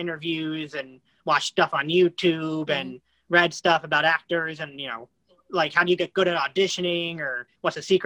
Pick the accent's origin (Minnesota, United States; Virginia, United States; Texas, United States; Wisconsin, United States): Virginia, United States; I'm from Virginia